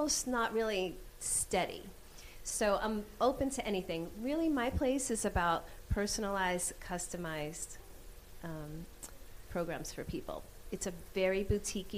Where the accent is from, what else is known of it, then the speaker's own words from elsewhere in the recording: New York, United States; I'm still an Irish New Yorker